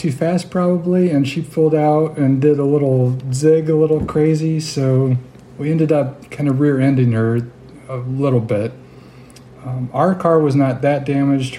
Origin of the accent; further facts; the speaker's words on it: Camden, Missouri, United States; One of my pastors that I had growing up in Camden, Missouri